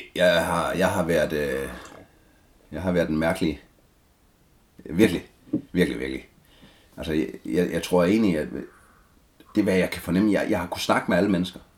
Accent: Denmark; born or raised there

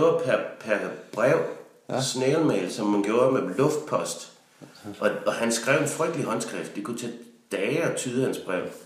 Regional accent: Denmark; var jeg jo hjemme i Danmark igen

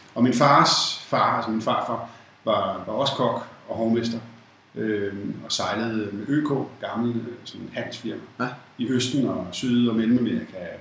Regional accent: Copenhagen, Capital Region of Denmark, Denmark; født i København. Jeg vil det, der hedder en rigtig københavner, fordi jeg er født i Indre By, København K. Øh, har boet faktisk hele mit liv, øh, i København

